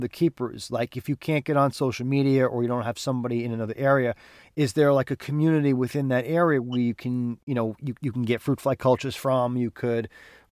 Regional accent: New York, United States; I'm from New York. I'm from the big, probably one of, if not the biggest, you know, metropolitan areas in the country

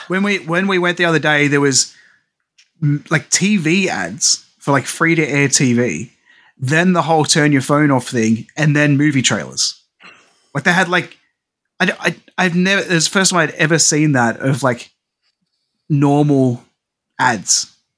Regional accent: Australia; as an Aussie

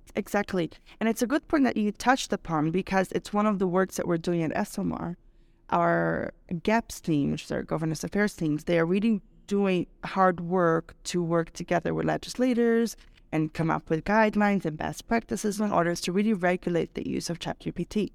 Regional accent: Brazil; now in Mexico; I'm Brazilian

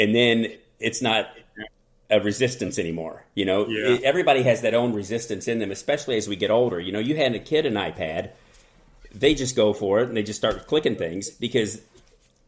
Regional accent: Kentucky, United States; I'm from Kentucky, and I went to college at Northern Kentucky University

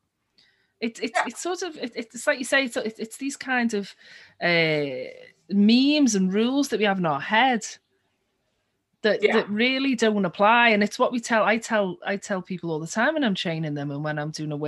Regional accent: Liverpool, North West England, United Kingdom; my hometown, Liverpool

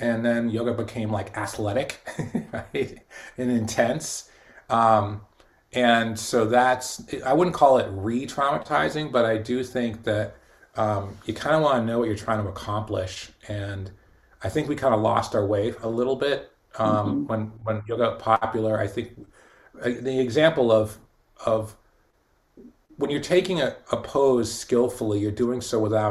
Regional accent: Boston, Massachusetts, United States; my community growing up in Boston in the '70s

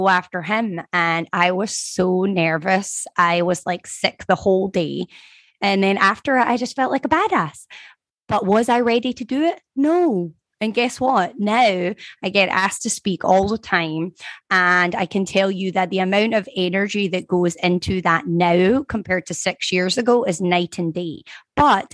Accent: Scotland, United Kingdom; now in Florida, United States; I grew up in Scotland

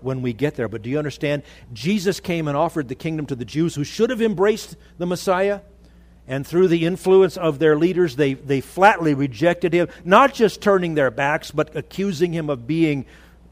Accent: Los Angeles, California, United States; now in Idaho, United States; I grew up in the Los Angeles area

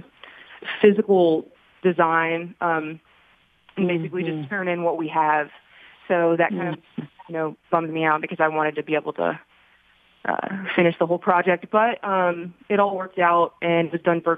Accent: Beaumont, Texas, United States; I was actually born and raised in Beaumont, and I do reside in Beaumont

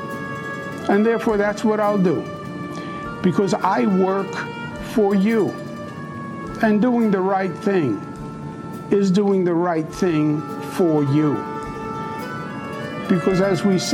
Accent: New York, United States; I am a New Yorker, born and bred

